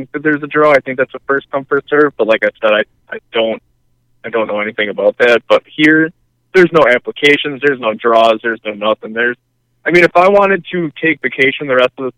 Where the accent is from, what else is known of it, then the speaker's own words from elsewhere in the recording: Horicon, Wisconsin, United States; I grew up in Horicon